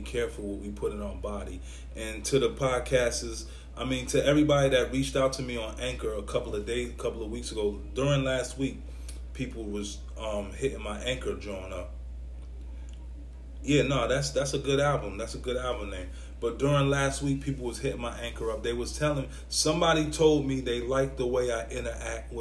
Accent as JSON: {"language": "English", "town": "New York City", "region": "New York", "country": "United States", "said": "I'm from New York City. I'm from Brooklyn"}